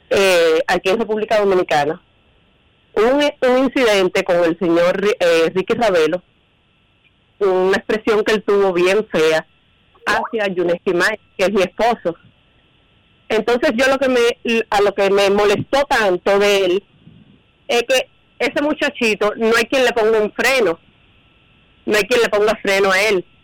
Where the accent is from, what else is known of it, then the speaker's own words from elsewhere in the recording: Cuba; yo soy cubano también